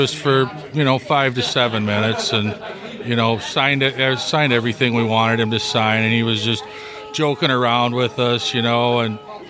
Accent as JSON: {"language": "English", "town": "Sterling", "region": "Illinois", "country": "United States", "said": "I'm from Sterling, Illinois."}